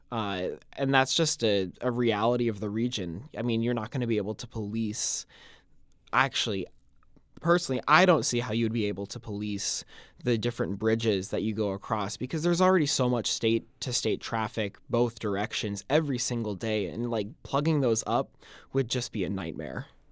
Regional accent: Colorado, United States; moved away; growing up in Colorado.

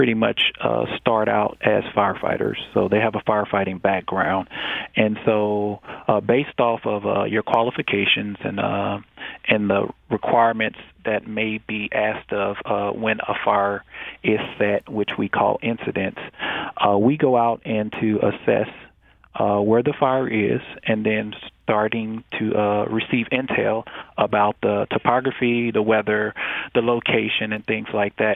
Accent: Kansas City, Missouri, United States; moved away as an adult; also born or lived in Baton Rouge, Louisiana / New Mexico / Arizona; I'm originally from Kansas City, Missouri

